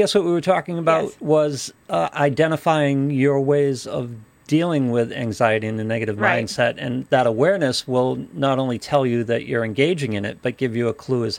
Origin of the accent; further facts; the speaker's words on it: Ireland; Yes, I'm Irish.